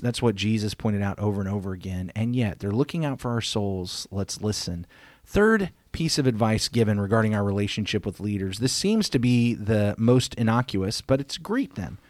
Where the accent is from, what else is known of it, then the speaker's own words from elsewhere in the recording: United States; we, as American Christians